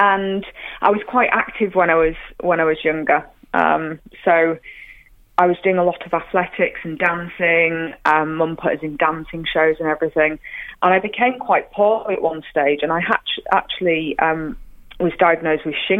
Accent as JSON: {"language": "English", "region": "Yorkshire and the Humber", "country": "United Kingdom", "tie": "born or raised there", "said": "I'm from Yorkshire"}